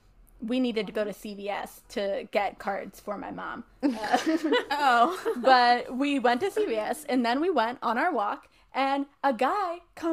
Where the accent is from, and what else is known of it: Cincinnati, United States; born or raised there; moved away